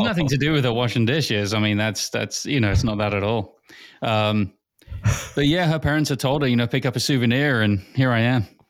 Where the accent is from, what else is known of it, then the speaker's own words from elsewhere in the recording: England, United Kingdom; moved away; Growing up in England